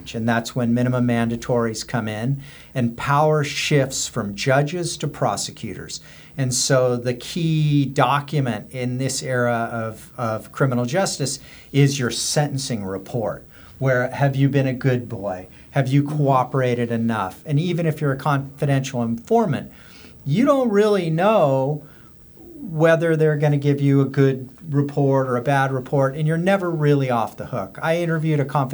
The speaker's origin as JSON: {"language": "English", "region": "Southern California", "country": "United States", "said": "We're both from Southern California."}